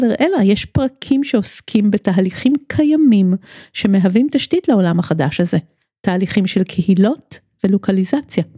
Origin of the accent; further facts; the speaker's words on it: Tel Aviv, Tel Aviv District, Israel; כמי שעד לא מזמן הגדירה את עצמה כתל אביבית הרבה לפני שהיא ישראלית ויהודית